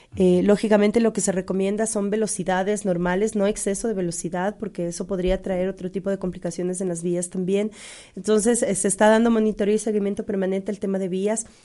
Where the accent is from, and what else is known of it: Ecuador